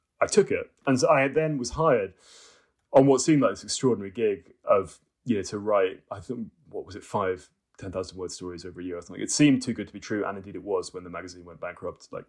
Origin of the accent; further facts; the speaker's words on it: Cambridge, East of England, United Kingdom; I came from a sort of academic family in Cambridge